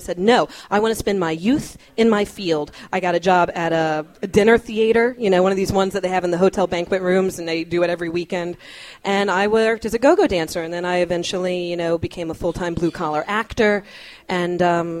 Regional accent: Newport News, Virginia, United States; In my hometown of Newport News, Virginia.

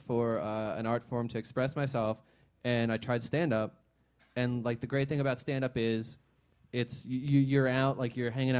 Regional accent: Bethlehem, Pennsylvania, United States; moved away as an adult; now in Philadelphia, United States; I grew up in Bethlehem, Pennsylvania, and I went to school here, and I just stayed here.

